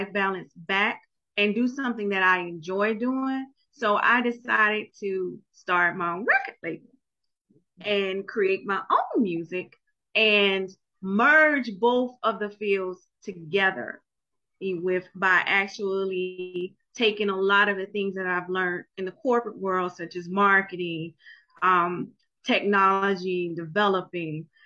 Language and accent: English; Jacksonville, Florida, United States; I'm from Jacksonville, Florida